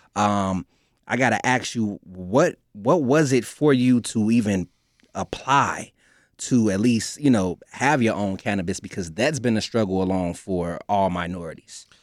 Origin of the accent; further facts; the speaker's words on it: Chicago, Illinois, United States; I'm from the West Side